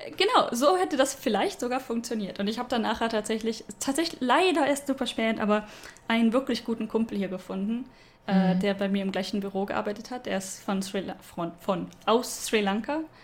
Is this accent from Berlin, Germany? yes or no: no; Stuttgart, Baden-Württemberg, Germany; moved away; da, wo ich herkomme